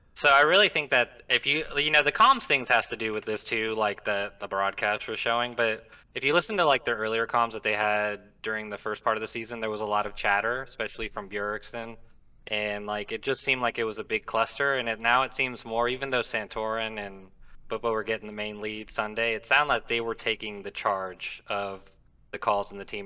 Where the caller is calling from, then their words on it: Alabama, United States; I am calling from Alabama